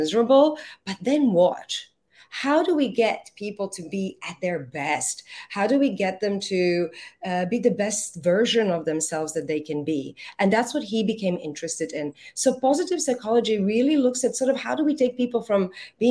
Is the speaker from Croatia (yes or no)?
yes; Croatia; now in Singapore; I happen to be Croatian. But that was a long, long time ago in my life. I have been in Singapore since 1990.